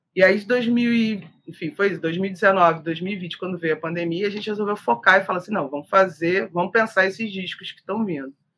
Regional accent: Niterói, Rio de Janeiro, Brazil; eu sou de Niterói

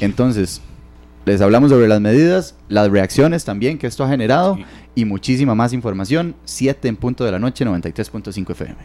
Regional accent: Heredia, Costa Rica; yo que soy de Heredia, en ese sector específicamente, en San Rafael

